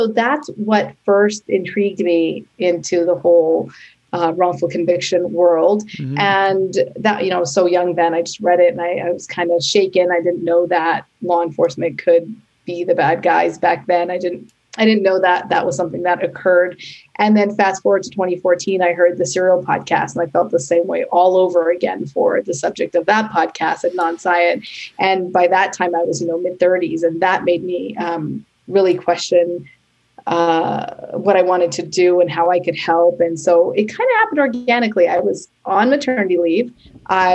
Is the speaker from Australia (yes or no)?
no; Canada; now in New York City, United States; I am Canadian, and I now live in New York City with my husband and son